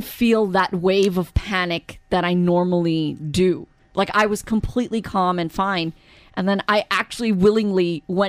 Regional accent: New York, United States; moved away; growing up where I grew up in New York

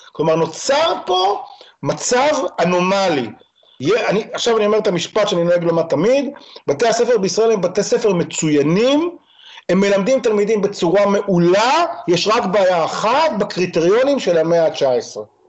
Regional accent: Israel; אני ישראלי

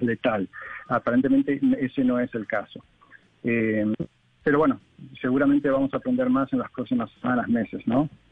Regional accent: Argentina; yo soy argentino

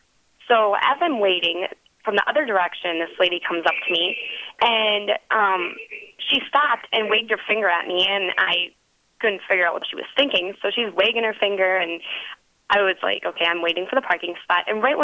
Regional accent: Wisconsin, United States

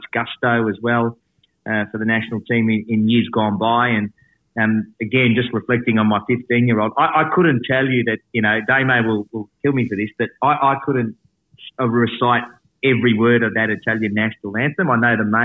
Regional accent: Melbourne, Victoria, Australia; I grew up in Faulkner in the northern suburbs, and I played for the Faulkner Azzurri and as a kid

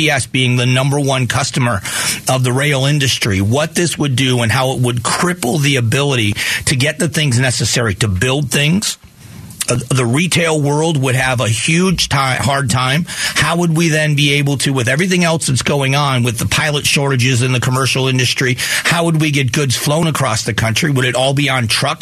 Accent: Southwest Florida, United States; also born or lived in Cleveland, Ohio; now in Arizona, United States; I was born in Northeast Ohio in Cleveland, and my uncles were Teamsters. So I have union membership in my family. But I grew up in Southwest Florida

